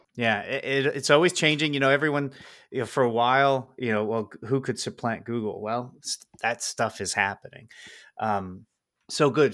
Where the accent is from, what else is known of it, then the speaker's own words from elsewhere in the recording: Pennsylvania, United States; I am not in your district, but, uh, I am from Pennsylvania